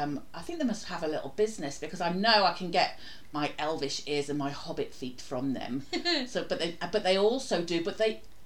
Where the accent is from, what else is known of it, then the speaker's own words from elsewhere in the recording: Newcastle upon Tyne, North East England, United Kingdom; accent: Geordie; I say it because I'm a Geordie